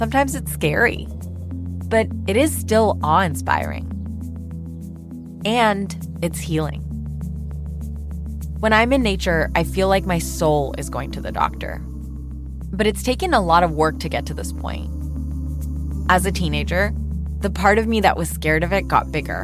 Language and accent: English; Pakistan; moved away; large parts of my home country. No, I was just a city kid.